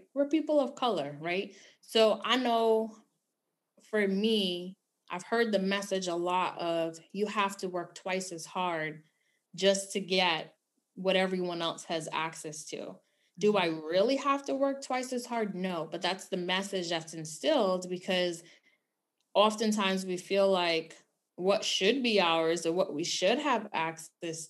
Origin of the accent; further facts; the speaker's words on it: New York City, New York, United States; Growing up in New York City